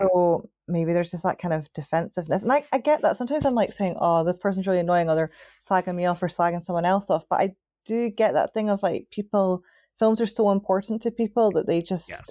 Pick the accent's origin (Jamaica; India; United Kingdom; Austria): United Kingdom; Scotland; I'm Scottish